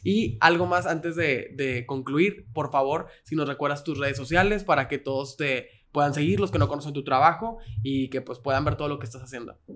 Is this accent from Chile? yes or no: no; Mexico; Como mexicanos tenemos ese sentido de identidad